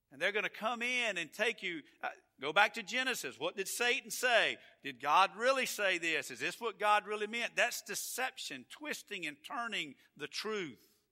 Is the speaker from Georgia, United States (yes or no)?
yes; Atlanta, Georgia, United States; now in Florida, United States; I am from Georgia, and I am from Atlanta, and it's just something about where you're from, it's just where you're from. And I love Florida, but I'm from Atlanta and that area.